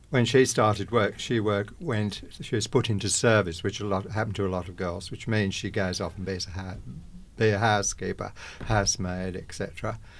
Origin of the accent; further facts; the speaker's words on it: England, United Kingdom; moved away as an adult; now in Australia; I was born in England, came to Australia in nineteen sixty-six.